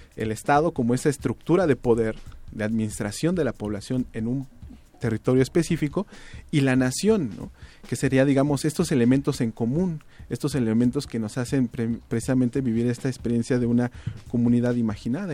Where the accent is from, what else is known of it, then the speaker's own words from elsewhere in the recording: Mexico; nos asumimos como mexicanos